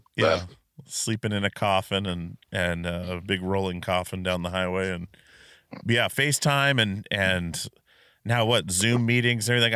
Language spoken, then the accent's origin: English; Alaska, United States; I grew up in Alaska